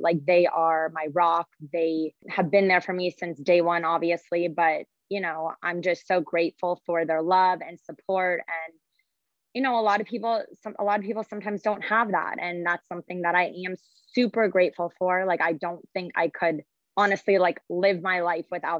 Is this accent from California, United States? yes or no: yes; Southern California, United States; also born or lived in Michigan; born and raised in Southern California